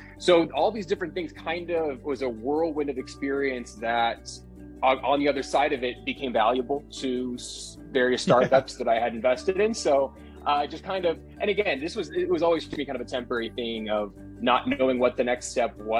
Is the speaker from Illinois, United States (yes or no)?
no; San Diego, California, United States; moved away as an adult; also born or lived in Poway, California; now in Las Vegas, United States; born and raised in San Diego